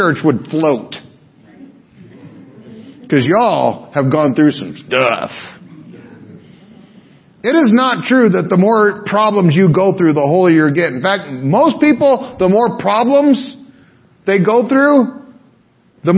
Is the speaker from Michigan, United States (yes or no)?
no; Pearl City, Hawaii, United States; from Pearl City